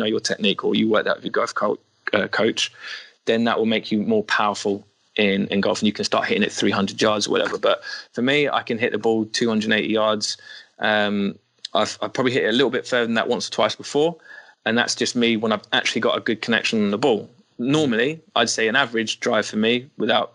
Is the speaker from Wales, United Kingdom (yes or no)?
no; London, United Kingdom; I'm from Northwest London